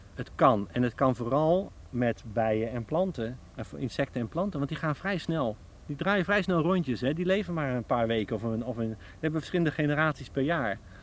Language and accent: Dutch; Veluwe, Gelderland, Netherlands; Ik groeide op op de Veluwe